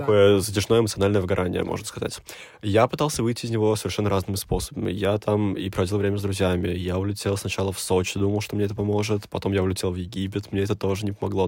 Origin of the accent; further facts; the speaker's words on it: Nizhny Novgorod, Nizhny Novgorod Oblast, Russia; moved away as an adult; now in Moscow, Russia; я из Нижнего Новгорода